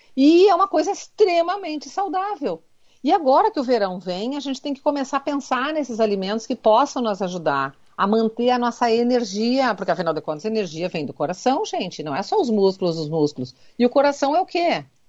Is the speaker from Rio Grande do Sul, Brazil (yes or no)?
yes; Rio Grande do Sul, Brazil; Como um bom gaúcho, a gente diz vitamina